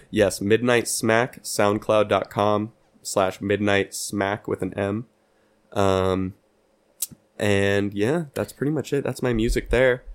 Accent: Pleasanton, California, United States; moved away; my hometown of Pleasanton

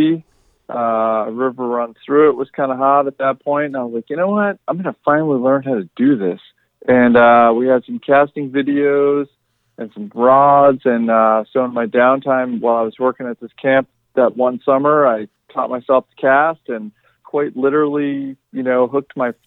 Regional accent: New York, United States; I grew up in New York as well as, you know, just like George, but probably a couple hours south of him.

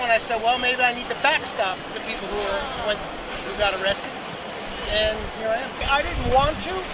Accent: Englewood, New Jersey, United States; now in Seattle, United States; I grew up in Englewood, New Jersey, but I live in Seattle last 25

